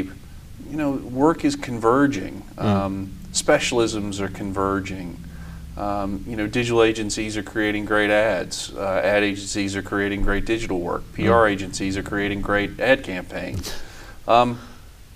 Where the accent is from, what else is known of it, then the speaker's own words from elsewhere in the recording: Richmond, Virginia, United States; moved away as an adult; also born or lived in Washington; now in London, United Kingdom; I grew up in Richmond, Virginia, in the U.S., which is in the South, the Old South.